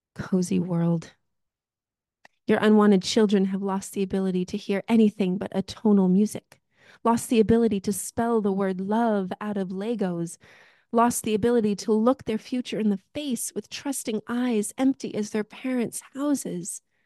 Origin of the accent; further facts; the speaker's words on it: United States; now in Victoria, Canada; am an immigrant from the United States of America